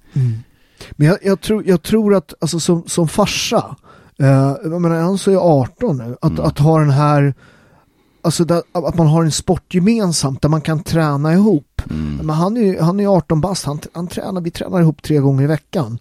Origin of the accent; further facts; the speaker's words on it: Italy; now in Sweden; jag var italienare från början, jag är ju svensk medborgare nu